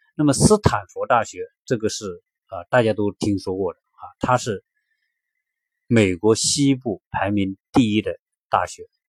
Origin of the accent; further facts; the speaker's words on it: China; 我们是中国人